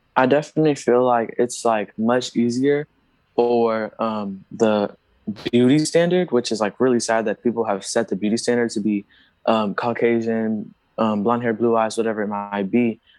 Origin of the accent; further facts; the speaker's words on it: Houston, Texas, United States; I was also born in Texas, um, in Houston, Texas